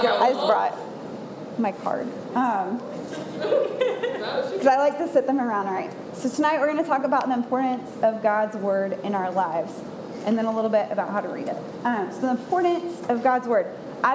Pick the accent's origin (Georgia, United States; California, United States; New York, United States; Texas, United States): Georgia, United States; Atlanta; moved away as an adult; also born or lived in Knoxville, Tennessee; I'm from Atlanta